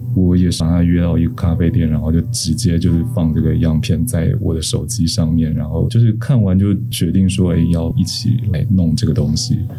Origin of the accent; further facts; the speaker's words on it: Taiwan; 我们台湾人作为一个整体